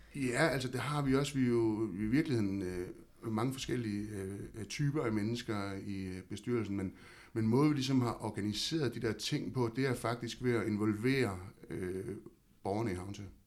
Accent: Havnsø, Zealand, Denmark; jeg er født og opvokset i Havnsø og bor derude i dag

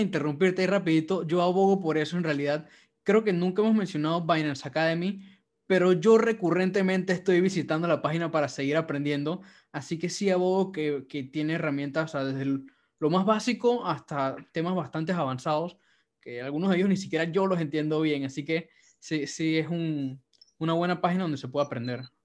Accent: Panama; yo soy chino panameño.

